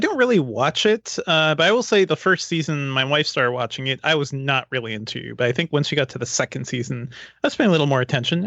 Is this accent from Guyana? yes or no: yes; Guyana; now in United States; Guyana, my home country